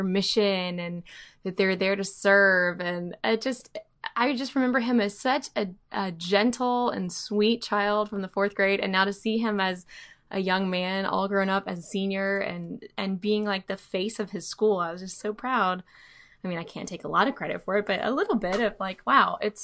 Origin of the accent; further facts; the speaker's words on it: Alabama, United States; now in Dallas, United States; I grew up in Alabama